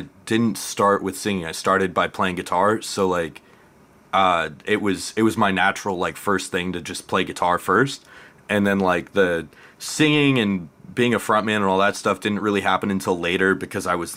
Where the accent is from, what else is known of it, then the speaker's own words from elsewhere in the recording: Omaha, Nebraska, United States; moved away as an adult; also born or lived in Boston, Massachusetts; I grew up in Omaha, Nebraska